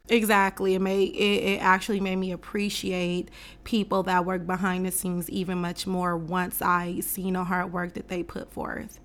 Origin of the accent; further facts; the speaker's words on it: West Coast, United States; I'm from the West Coast culture, so my idols growing up was like …, …, …, …